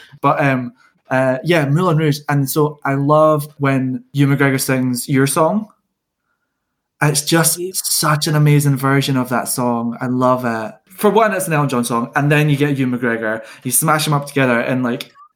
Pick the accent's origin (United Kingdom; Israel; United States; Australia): United Kingdom; Scotland; we're all Scottish